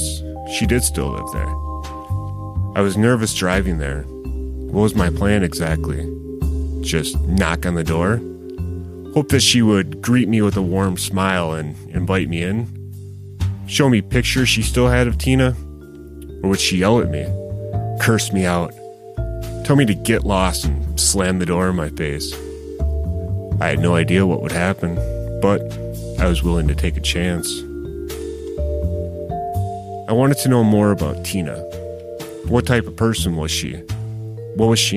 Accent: Racine, Wisconsin, United States; I grew up in or near Racine my entire life

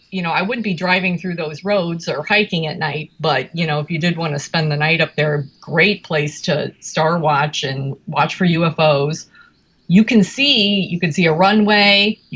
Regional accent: Chicago, Illinois, United States; we're from Chicago.

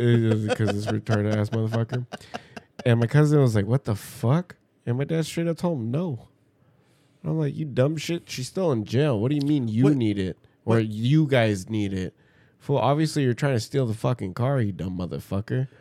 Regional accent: Pomona, California, United States; we're fucking from Pomona. Yeah, we're from the hood.

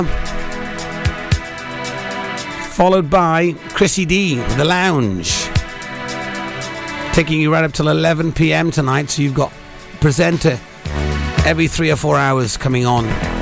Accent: Pembrokeshire, Wales, United Kingdom; I don't speak Welsh, even though I am from Wales, from Pembrokeshire

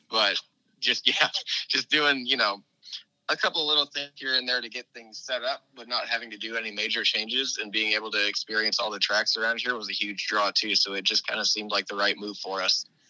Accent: Indianapolis, Indiana, United States; now in Florida, United States; When I was growing up in Indianapolis, my dad and I always went to the NASCAR truck race at Indianapolis Raceway Park

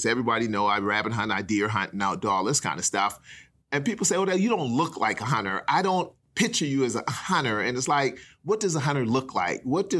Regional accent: South Carolina, United States; We were right smack in the middle of integration in South Carolina.

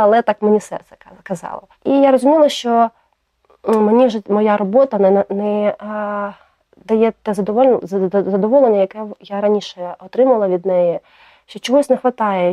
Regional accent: Kherson, Kherson Oblast, Ukraine; moved away as an adult; я з Херсону

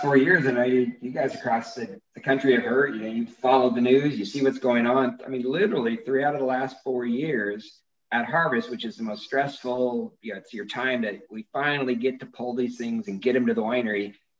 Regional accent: San Joaquin Valley, California, United States; also born or lived in Visalia; now in Napa, United States; growing up in the San Joaquin Valley, right pretty much all your friends are farmers

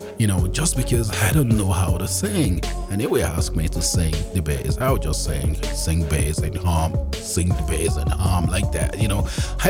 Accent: Nigeria; now in Calgary, Canada; I was born and raised in Nigeria

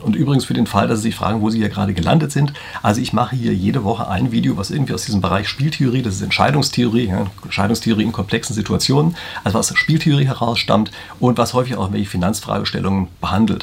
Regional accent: Germany; bei uns in Deutschland

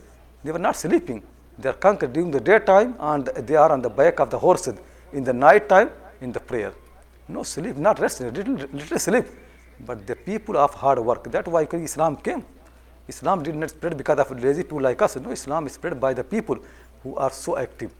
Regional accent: India; I'm coming from India

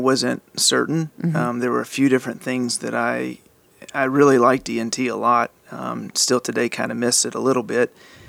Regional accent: Louisiana, United States; moved away as an adult; also born or lived in Shreveport, Louisiana; now in Dallas, United States; I'm originally from Louisiana. You grew up in Louisiana? I did. Small town, less than 2,000 people.

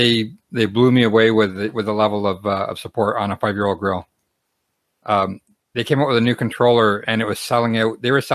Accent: Canada; But because I'm from Canada, I can't do an online purchase.

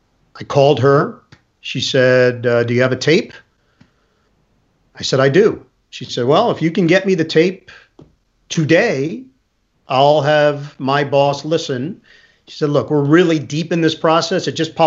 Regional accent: New York City, New York, United States; also born or lived in Manhattan; I grew up in Queens. I was living in Manhattan.

